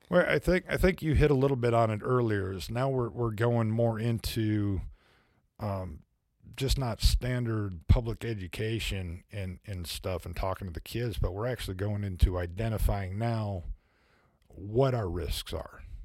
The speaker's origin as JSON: {"language": "English", "region": "Midwest", "country": "United States", "moved": "yes", "lives_now": "Fayetteville, United States", "said": "I'm from the Midwest"}